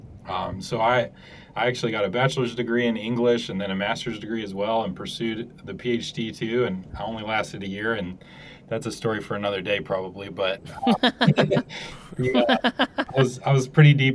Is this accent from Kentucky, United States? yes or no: yes; Louisville, Kentucky, United States; I did grow up in Louisville, which is a pretty big city